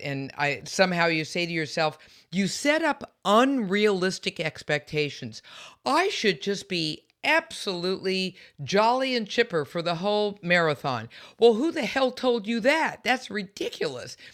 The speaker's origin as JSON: {"language": "English", "town": "San Francisco", "region": "California", "country": "United States", "said": "I'm from San Francisco"}